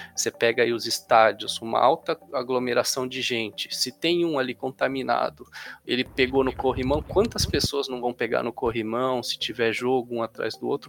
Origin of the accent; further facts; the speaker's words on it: São Paulo, Brazil; aqui na cidade de São Paulo, sou de São Paulo